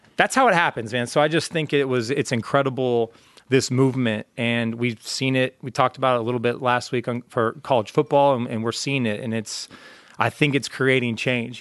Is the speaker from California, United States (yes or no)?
yes; Orange County, California, United States; I'm from Orange County